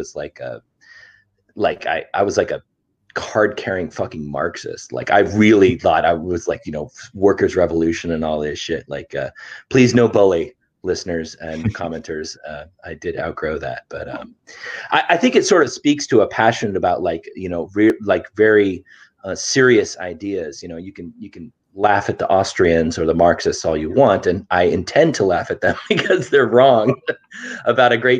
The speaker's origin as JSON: {"language": "English", "country": "United States", "said": "I'm from the United States, and when I was like 14"}